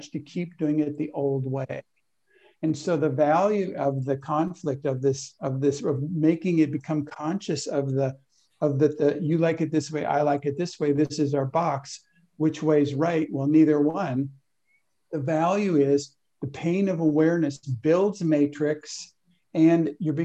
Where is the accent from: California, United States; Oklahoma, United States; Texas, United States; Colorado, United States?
California, United States; I was raised in California